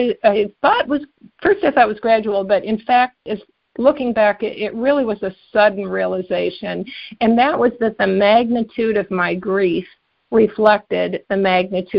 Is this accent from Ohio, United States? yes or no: yes; Cleveland, Ohio, United States; also born or lived in New Jersey; I grew up in both in Cleveland and New Jersey, but we were in Cleveland then